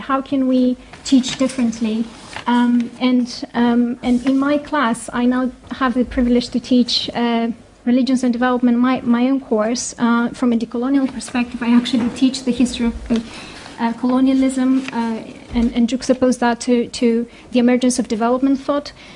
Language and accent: English; Greece; moved away as an adult; also born or lived in United States; now in United Kingdom; I was raised in Greece